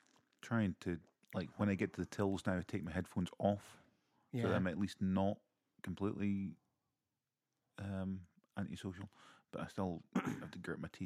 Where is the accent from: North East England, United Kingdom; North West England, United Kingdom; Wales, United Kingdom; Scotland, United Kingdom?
Scotland, United Kingdom; Aberdeen; He goes, "Oh, so where are you from?" And I was like, Aberdeen?